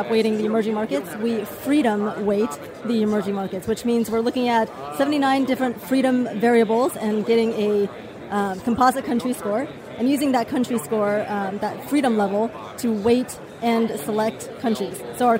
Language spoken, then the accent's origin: English; China; also born or lived in United States; So I grew up in China, and I grew up, half in China, half in the U.S.